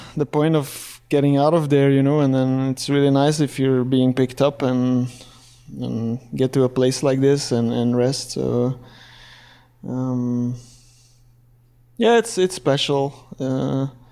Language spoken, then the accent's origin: English; Belgium; English is a second language; I'm from Belgium, uh, working as a full-time bike mechanic there.